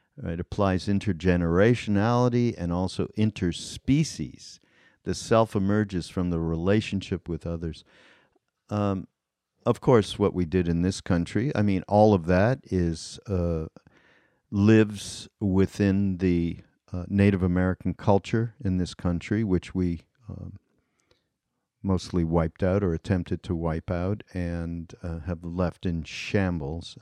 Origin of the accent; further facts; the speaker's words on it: Canada; moved away; I'm Canadian